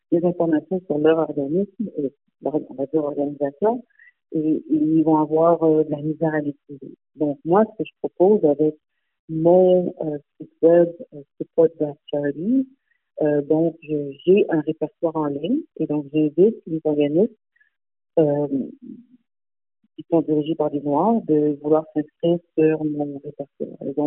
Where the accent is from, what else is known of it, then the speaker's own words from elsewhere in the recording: Montreal, Quebec, Canada; born there; Et je suis née à Montréal, donc j'ai quand même euh, un, lien avec euh, Montréal également.